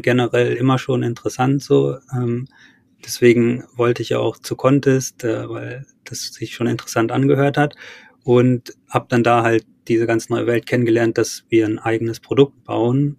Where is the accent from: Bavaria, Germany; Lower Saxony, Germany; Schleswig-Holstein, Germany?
Lower Saxony, Germany; Wolfenbüttel; Wolfenbüttel, wo ich herkomme